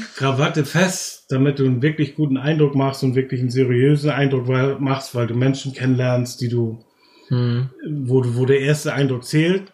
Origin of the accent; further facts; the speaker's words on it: Germany; als Deutsche